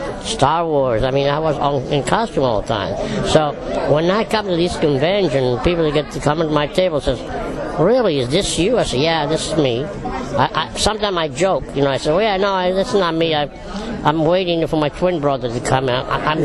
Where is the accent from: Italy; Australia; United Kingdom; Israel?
Italy; now in United States; Now, when I came from Italy, 1955, I went to live with my brother in Pleasantville, New York